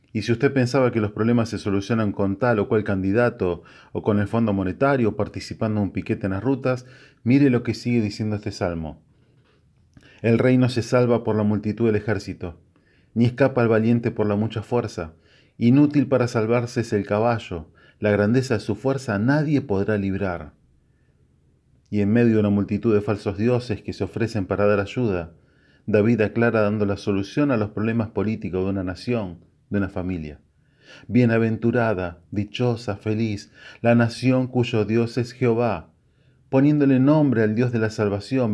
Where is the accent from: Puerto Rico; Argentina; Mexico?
Argentina; como todo argentino